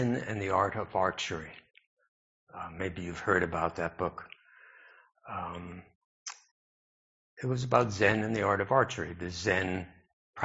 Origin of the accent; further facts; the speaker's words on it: New York City, New York, United States; I grew up in New York City, and I feel grateful for my exposure to the cosmopolitan influences in my childhood